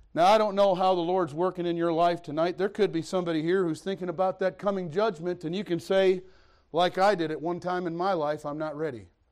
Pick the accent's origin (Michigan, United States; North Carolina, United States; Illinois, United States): Michigan, United States; Detroit; moved away; also born or lived in Missouri; I'm from Detroit. I was a city boy